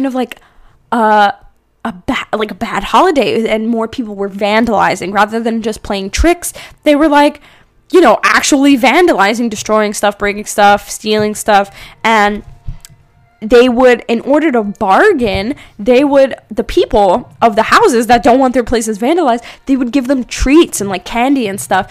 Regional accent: East Coast, United States; moved away; I'm originally from the East Coast

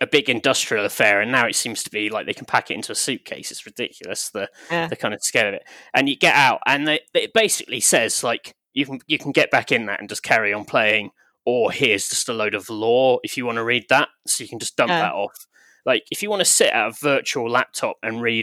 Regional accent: Winchester, South East England, United Kingdom; I grew up outside Winchester, so there's a lot of sort of Saxon stuff around there that we had to do in like primary school

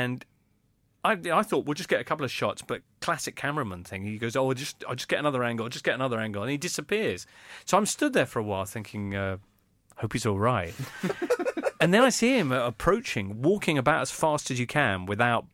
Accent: England, United Kingdom; sono inglese

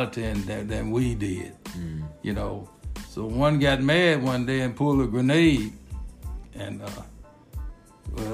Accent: Nashville, Tennessee, United States; I grew up here in Nashville, Tennessee, and I'm one of the have-nots. We grew up over in Northeast Nashville

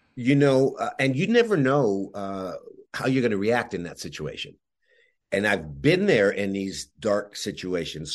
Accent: Montreal, Quebec, Canada; even though I was born in Montreal, everybody else in my family was born in, in Yugoslavia.

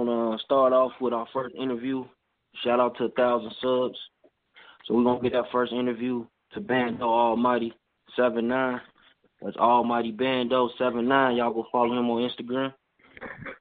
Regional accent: Chicago, Illinois, United States; I'm from Chicago

